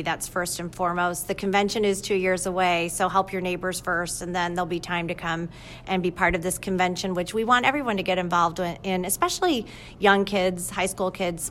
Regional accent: Michigan, United States; moved away; I'm from Michigan.

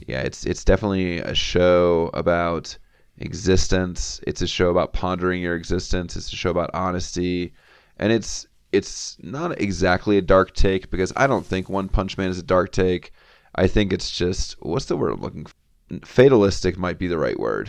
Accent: the South, United States; I grew up in the South

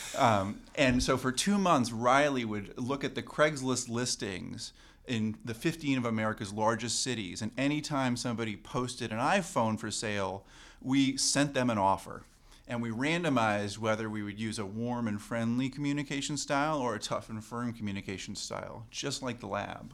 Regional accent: Canada; as a Canadian

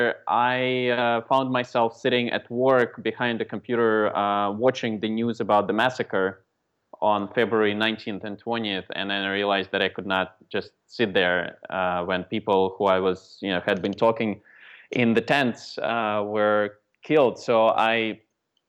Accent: Moscow, Russia; now in United States; I was born in Moscow, Russia. And then for the past 24 years, I've been living in the States

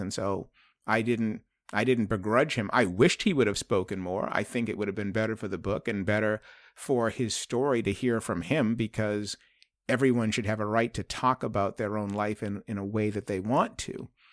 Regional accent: Boston, Massachusetts, United States; I'm from Boston

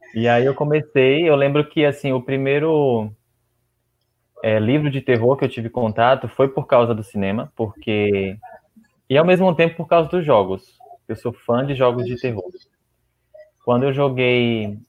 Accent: Gandu, Bahia, Brazil; moved away as an adult; also born or lived in Vitória da Conquista; now in Jequié, Brazil; Sim, eu sou do, do interior, de Gandu. Eu nasci numa cidade chamada Gandu

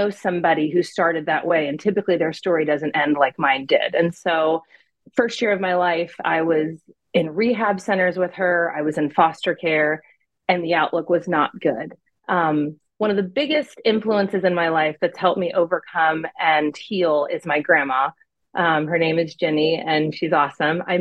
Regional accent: California, United States; born there; also born or lived in Arizona / Pennsylvania; So um, I was born in California. We moved to Arizona a little bit, and then back to California, and then we all ended up in Pennsylvania.

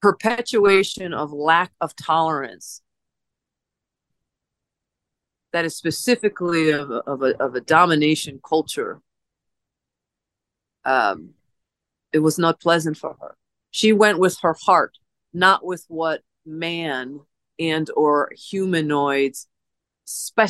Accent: Holyoke, Massachusetts, United States; now in Cactus Springs, United States; I was born on in a small town back east, known as Holyoke, Massachusetts, and I was born on the Connecticut River in Providence Hospital

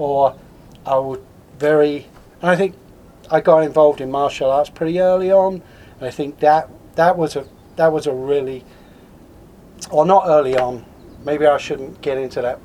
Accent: Swanley, South East England, United Kingdom; moved away as an adult; also born or lived in Crystal Palace, London / Lower East Side, New York; now in Oregon/Washington, United States; when I was just a youngster, my parents moved out to a little suburb called Swanley in Kent.

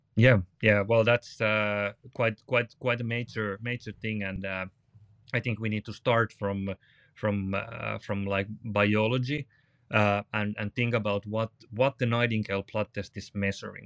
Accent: Finland; from Finland

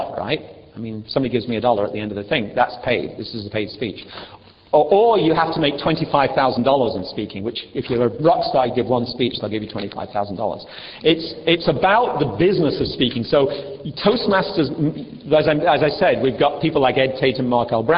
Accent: England, United Kingdom; moved away; In England, we separate them out.

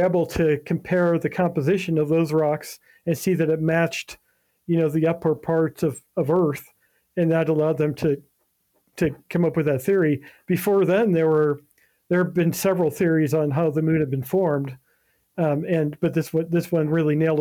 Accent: Ohio, United States; moved away; go through Ohio. gotta mention that. It goes through my hometown

